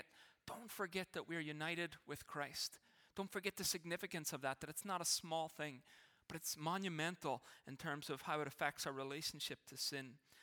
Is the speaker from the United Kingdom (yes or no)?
no; Ireland; now in Canada; there will be things that I will never, in a sense, stop being Irish about. Some of the ways I think, it's just who I am. It'll never change. But there were things that I had to change, that I had to give up, in a sense, to be Canadian.